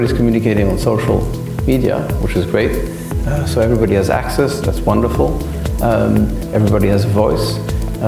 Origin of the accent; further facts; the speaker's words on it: Paris, Île-de-France, France; I grew up in Paris